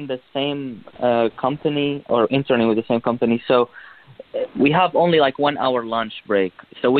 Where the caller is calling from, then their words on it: New York, United States; I'm calling from New York, and I'm 24 years young.